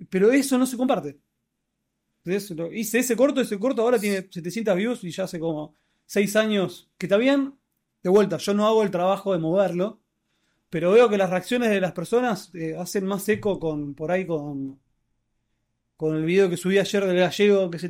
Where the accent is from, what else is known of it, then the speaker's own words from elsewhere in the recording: Argentina; somos argentinos